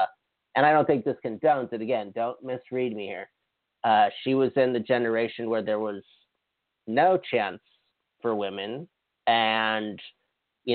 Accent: Hawaii, United States; moved away; I'm from Hawaii

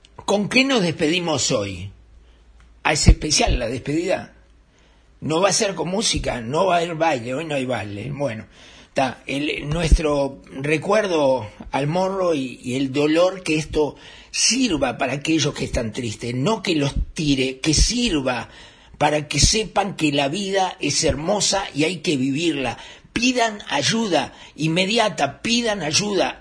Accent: Uruguay; somos solidarios los uruguayos

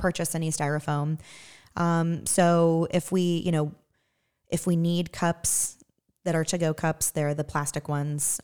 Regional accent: Western Massachusetts, United States; moved away as an adult; now in Evansville, United States; I'm originally from Western Massachusetts

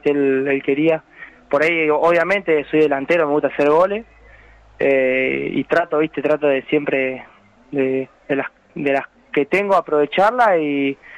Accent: El Trébol, Santa Fe, Argentina; also born or lived in Venado Tuerto; a los 10 años a vivir allá y bueno, hice todas mis inferiores en un equipo ahí del pueblo en el Trébol

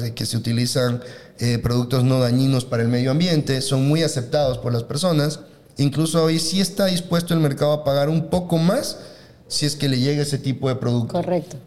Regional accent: Ecuador; nosotros como ecuatorianos estamos acostumbrados

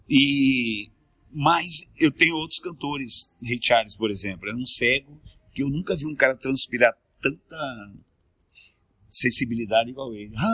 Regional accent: Peru; born there; Não, nasci no Peru, cara.

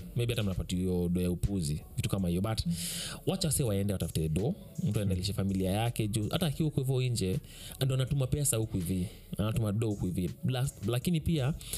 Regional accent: Kenya; mimi kama mkenya

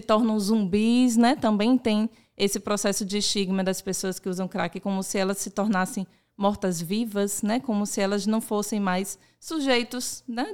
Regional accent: Salvador, Bahia, Brazil; nasci em Salvador e eu é, vivencio essa cultura, eu nasci nessa cultura

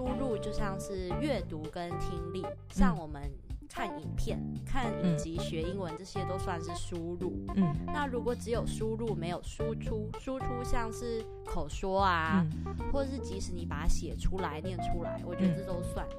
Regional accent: Taiwan; accent: Taiwanese-accented English; moved away; also born or lived in Australia / United Kingdom; 我是从小在台湾学的，

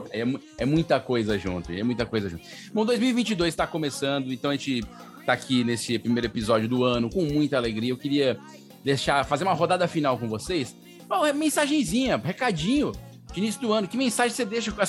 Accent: Brazil; Eu sou brasileiro

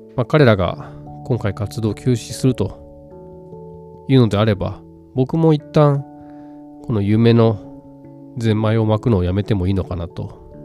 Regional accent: Wakayama, Japan; 僕もちょうど和歌山出身だから

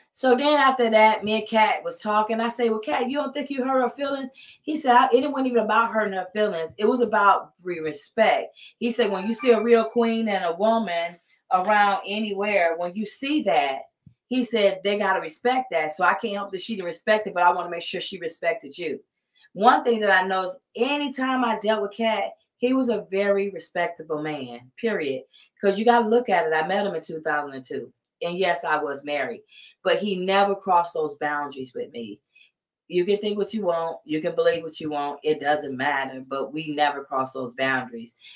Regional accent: Columbus, Georgia, United States; moved away as an adult; now in California, United States; I'm from Columbus, Georgia, born and raised there

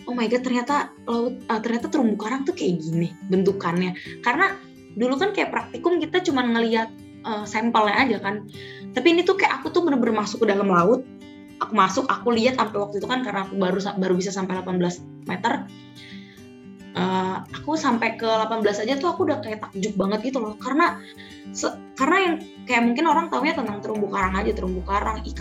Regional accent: Bogor, West Java, Indonesia; now in Bali, Indonesia; aku aku tuh nggak nggak kenal aku loh dari Bogor datang ke Bali belajar gitu di sini aku tuh nggak kenal laut sama sekali

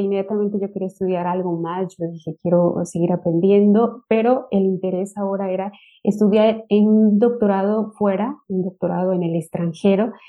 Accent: Mexico; moved away as an adult; also born or lived in Michoacán, Mexico / Lleida, Spain; now in Turku, Finland; yo soy de México, este, trabajo en la Universidad de la Ciénega, en el estado de Michoacán

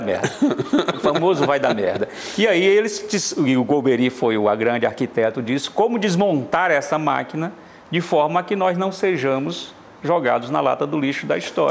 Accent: Fortaleza, Ceará, Brazil; Eu nasci em Fortaleza, de costas, portanto, para o sertão, nasci no litoral

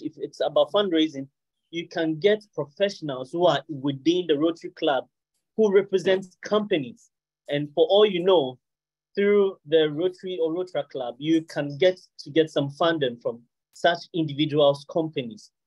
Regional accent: Ghana; now in United Kingdom; I'm originally from Ghana, but I reside in the UK

